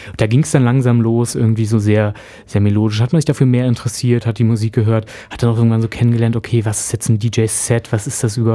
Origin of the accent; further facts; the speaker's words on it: Berlin, Germany; Also ja, ja, ich, ich bin Berliner Tatsache